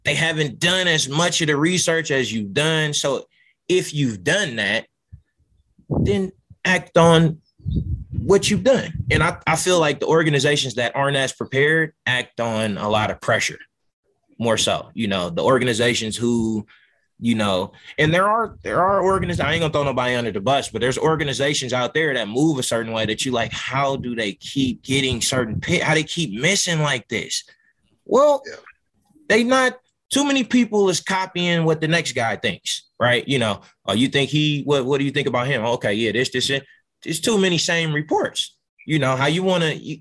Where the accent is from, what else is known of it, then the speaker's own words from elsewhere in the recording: Oakland, California, United States; moved away; I'm from Oakland